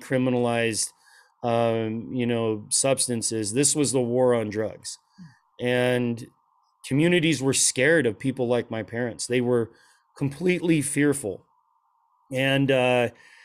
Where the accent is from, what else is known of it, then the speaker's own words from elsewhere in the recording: Portland, Oregon, United States; now in Phoenix area (Valley of the Sun), United States; everybody else looked like a hippie biker, you know, where I grew up in Portland.